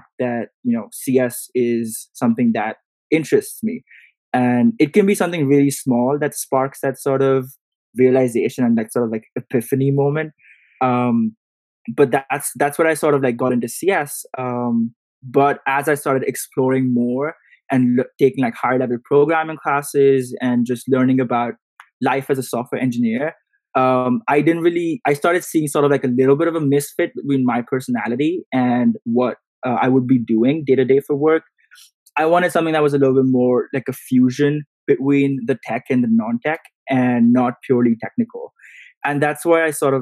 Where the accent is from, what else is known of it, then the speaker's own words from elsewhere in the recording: India; moved away as an adult; growing up in India